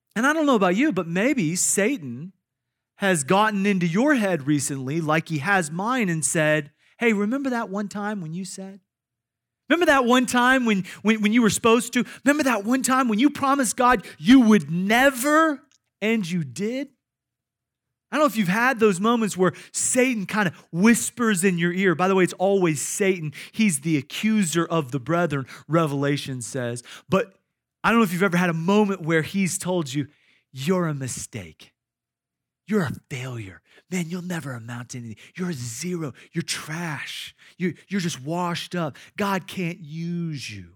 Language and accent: English; Iowa, United States; I grew up in Iowa